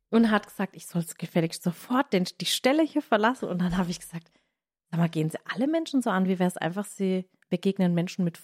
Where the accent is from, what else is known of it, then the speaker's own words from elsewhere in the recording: Southern Germany, Germany; aber ich komme aus dem Süden von Deutschland und für mich ist Kappeln schon sehr nördlich